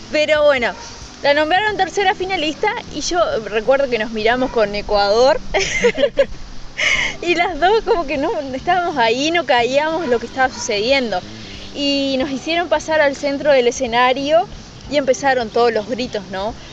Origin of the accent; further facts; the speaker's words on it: Uruguay; Exactamente, siempre, siempre el uruguayo.